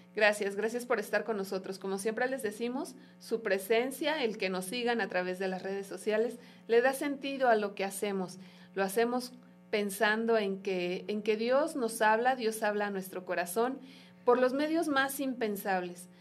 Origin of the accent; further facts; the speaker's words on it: Mexico; como pueblo mexicano